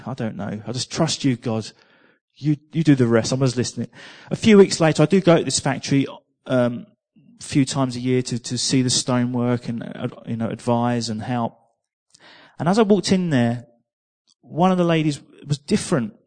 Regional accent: England, United Kingdom; I'm from England

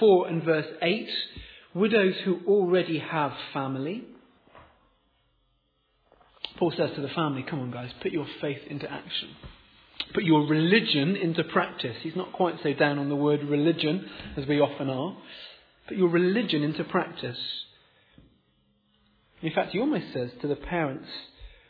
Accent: Oxford, South East England, United Kingdom; moved away as an adult; I was born here in Oxford, I grew up in Oxford, but moved away at university, stayed away

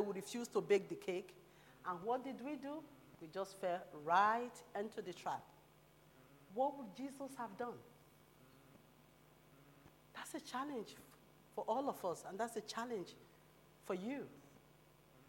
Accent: Nigeria; moved away; also born or lived in London; as a Nigerian person

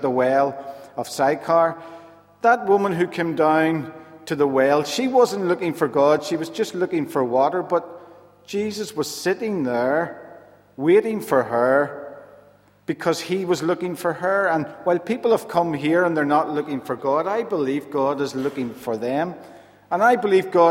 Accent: Rathcoole, Northern Ireland, United Kingdom; also born or lived in Dungannon; now in Belfast, United Kingdom; I'm originally from Rathcoole, so I've moved back to the city after 24 years of being away

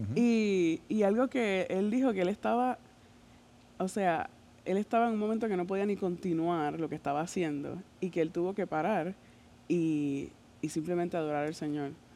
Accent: Puerto Rico; first language Spanish; moved away; Y allá, por lo en Puerto Rico, no es tanto así

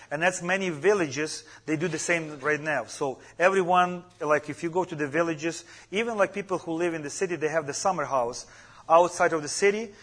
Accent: Ukraine; English is a second language; moved away; I come from Ukraine too

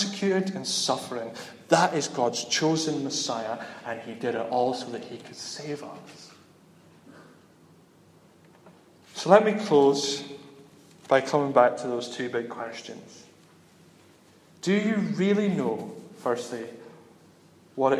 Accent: Dundee, Scotland, United Kingdom; I'm from Dundee

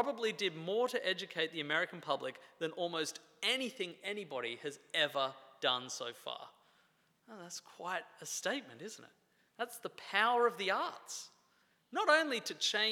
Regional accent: Australia; moved away; I'm from Australia

